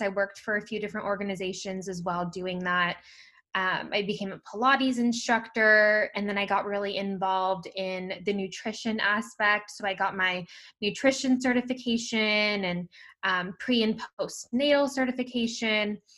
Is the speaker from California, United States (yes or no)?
yes; Bay Area, California, United States; I'm from the Bay Area, California.